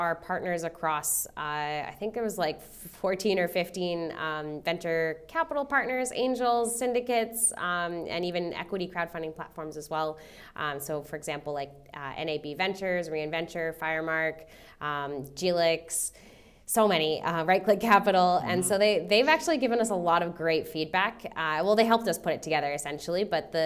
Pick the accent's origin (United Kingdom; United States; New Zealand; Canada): Canada; moved away as an adult; now in Australia; I'm Canadian. I was born in Canada and I moved here in 2015. And in my career in Canada